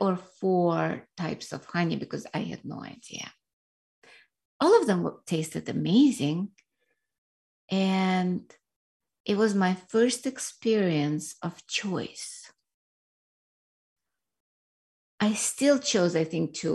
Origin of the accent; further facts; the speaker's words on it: Russia; now in United States; I grew up in Soviet Union, which was a communist Russia at that time